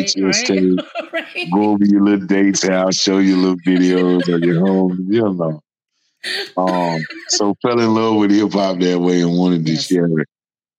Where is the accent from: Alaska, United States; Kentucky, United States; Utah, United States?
Kentucky, United States; I'm from Kentucky